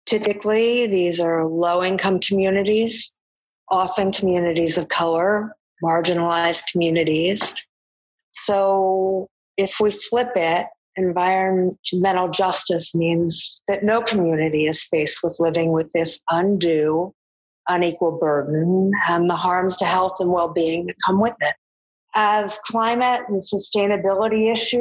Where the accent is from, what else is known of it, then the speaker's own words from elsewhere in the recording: East Coast, United States; moved away as an adult; now in Chicago, United States; I'm from the East Coast, and I've been in the Midwest for many years now, since I moved to Chicago